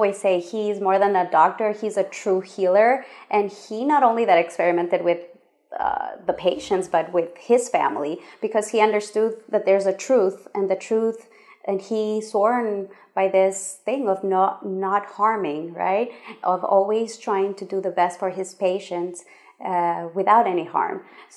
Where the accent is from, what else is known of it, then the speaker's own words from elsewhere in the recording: Ecuador; I am from Ecuador, the belly button of the world.